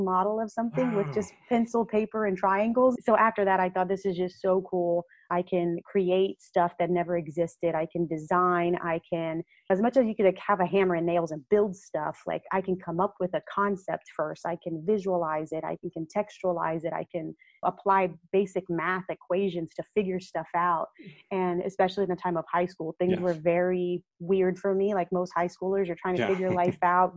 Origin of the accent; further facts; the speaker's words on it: Victoria, Texas, United States; growing up in Victoria was that surrounding of saying, you're just a little brown girl